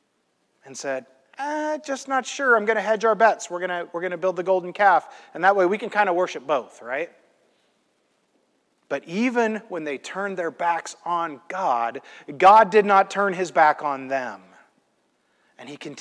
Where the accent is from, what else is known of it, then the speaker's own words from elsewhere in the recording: Midwest, United States; I'm from the Midwest